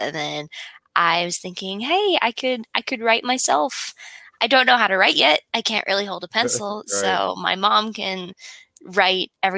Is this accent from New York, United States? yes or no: no; Utah, United States; I'm from Utah